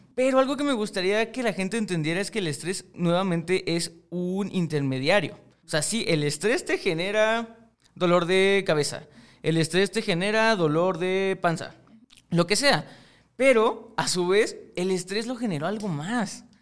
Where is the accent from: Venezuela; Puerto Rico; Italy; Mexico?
Mexico; yo estoy en México y soy mexicano y obviamente me crié dentro de una cultura mexicana